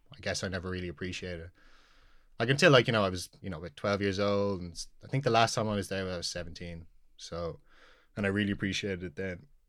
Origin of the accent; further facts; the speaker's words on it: Dublin, Leinster, Ireland; So I was born here in the Coombe. Um, I've lived in Knock Nine all my life. It's, uh, for those that don't know, it's like a suburb out near enough the Dublin Mountains